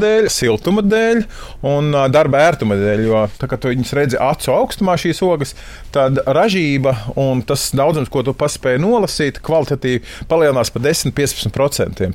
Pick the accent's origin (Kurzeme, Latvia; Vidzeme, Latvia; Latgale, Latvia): Vidzeme, Latvia; Jaunpiebalga; moved away as an adult; also born or lived in Sigulda; now in Mālpils, Latvia; Bērnību pavadīja Jaunpiebalgā